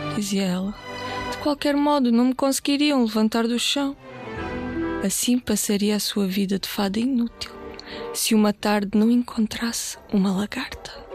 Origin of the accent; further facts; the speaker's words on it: Portugal; also born or lived in Bulgaria; Eu nasci na Bulgária, ah, mas vivo cá desde muito, muito pequenina, desde os 4 anos e por isso já me sinto portuguesa também.